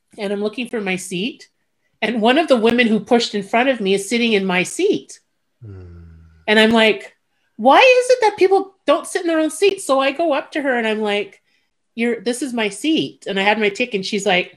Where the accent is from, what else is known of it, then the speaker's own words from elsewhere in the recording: Montreal, Quebec, Canada; moved away as an adult; also born or lived in Toronto; I'm from Montreal. So I was living in Toronto at the time and I went home at Christmas.